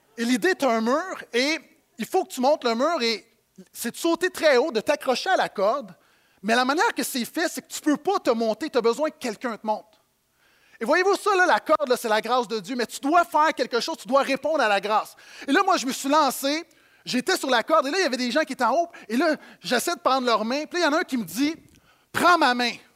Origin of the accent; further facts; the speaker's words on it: Quebec, Canada; en tant que Québécois de banlieue